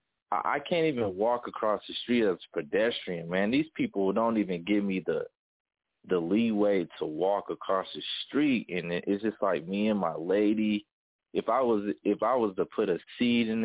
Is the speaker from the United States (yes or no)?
yes; Denver, Colorado, United States; my city where I'm from Denver, Colorado